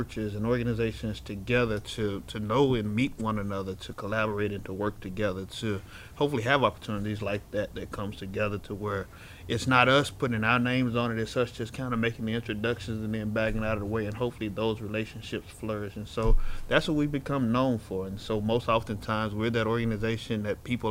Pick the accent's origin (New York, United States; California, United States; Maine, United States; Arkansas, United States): Arkansas, United States; Little Rock; I grew up here in Little Rock, single parent home